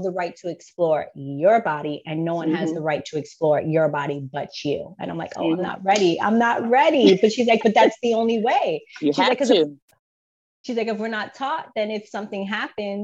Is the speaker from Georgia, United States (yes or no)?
yes; Georgia, United States; born or raised there; also born or lived in Bronx, New York